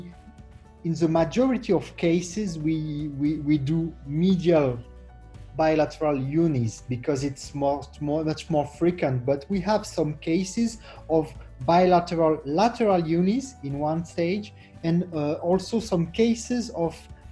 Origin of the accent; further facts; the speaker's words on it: France; I'm from France, Versailles Hospital